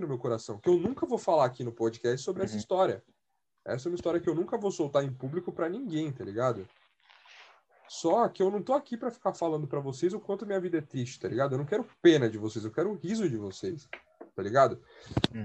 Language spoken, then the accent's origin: Portuguese; Brazil; eu sou da Coab 5